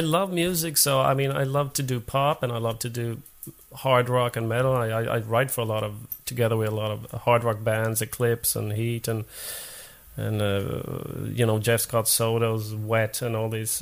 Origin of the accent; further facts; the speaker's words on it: Finland; first language Swedish; English is a second language; moved away as an adult; now in Sweden; i was born in Finland, but I'm a Swedish-speaking Finn. So, right. but I've been I've been in Sweden for 20 years now.